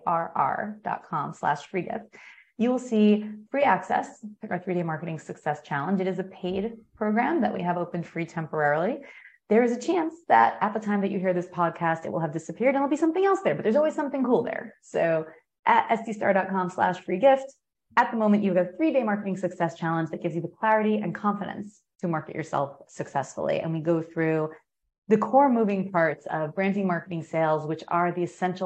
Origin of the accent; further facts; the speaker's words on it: United States; I'm American